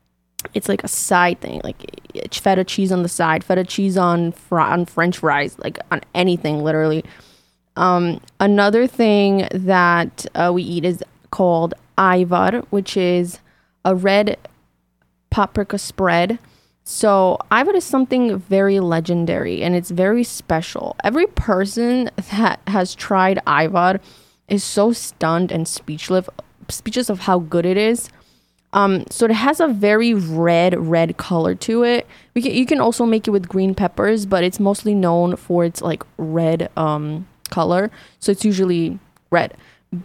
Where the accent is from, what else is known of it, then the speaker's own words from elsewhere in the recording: North Macedonia; now in United States; when I came from Macedonia to the States